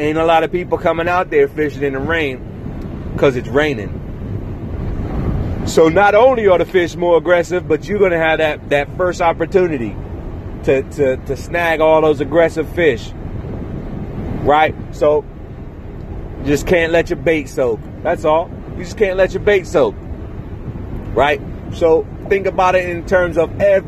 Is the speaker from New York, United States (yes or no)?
no; Virginia, United States; now in Los Angeles, United States; I'm from Virginia.